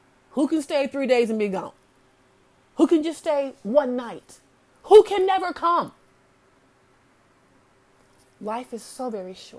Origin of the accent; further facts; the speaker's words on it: Alabama, United States; I'm from Alabama, you know, the Bible Belt